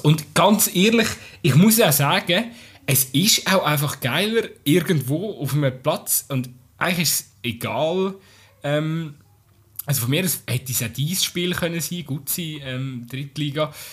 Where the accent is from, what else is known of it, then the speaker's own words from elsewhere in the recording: Aargau, Switzerland; bei uns im Aargau